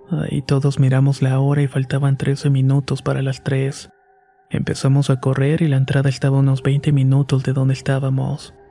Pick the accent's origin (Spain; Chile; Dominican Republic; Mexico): Mexico; Veracruz; now in Mexico City, Mexico; Soy de Veracruz, pero actualmente vivo en Ciudad de México.